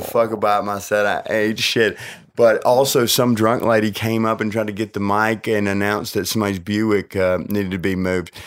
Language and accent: English; New Orleans, Louisiana, United States; accent: like Paula Deen; I was born in New Orleans